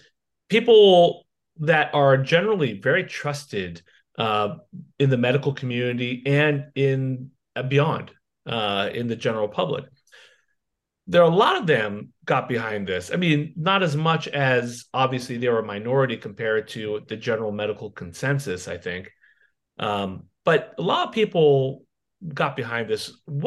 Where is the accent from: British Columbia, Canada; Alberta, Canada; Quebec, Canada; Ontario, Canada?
Ontario, Canada; Simple, I'm from Ontario.